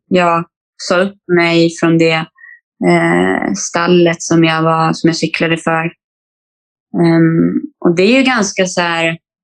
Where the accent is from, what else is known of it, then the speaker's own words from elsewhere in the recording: Falun, Dalarna County, Sweden; moved away as an adult; also born or lived in Stockholm; Jag flyttade från, från min hemstad Falun